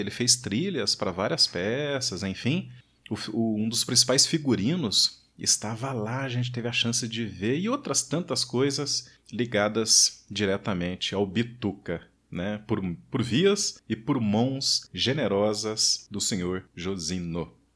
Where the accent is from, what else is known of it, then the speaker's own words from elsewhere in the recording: Varginha, Minas Gerais, Brazil; eu nasci em Varginha